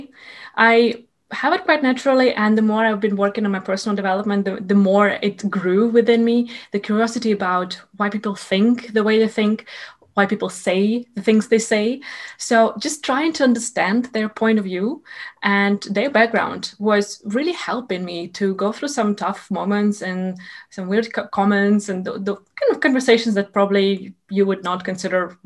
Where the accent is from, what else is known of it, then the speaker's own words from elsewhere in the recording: Ukraine; moved away as an adult; also born or lived in Sweden; I am originally from Ukraine, and I moved to Sweden to do my master's degree in project management there.